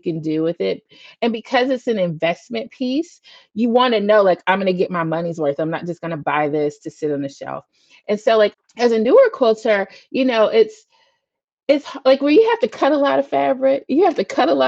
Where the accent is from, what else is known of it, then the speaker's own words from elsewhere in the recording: Huntsville, Alabama, United States; He went to school in my hometown in Alabama, A&M